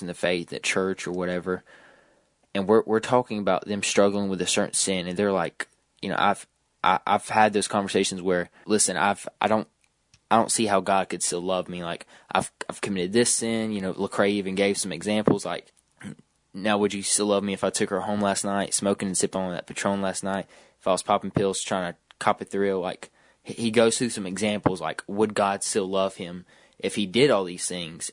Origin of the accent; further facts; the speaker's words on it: Georgia, United States; I'm from Georgia